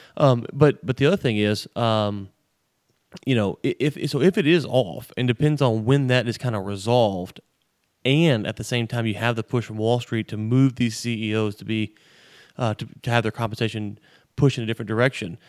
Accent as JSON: {"language": "English", "region": "Louisiana", "country": "United States", "tie": "born or raised there", "said": "growing up in Louisiana"}